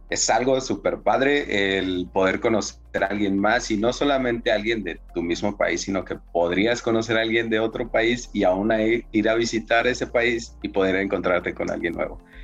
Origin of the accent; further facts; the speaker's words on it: Mexico; de México.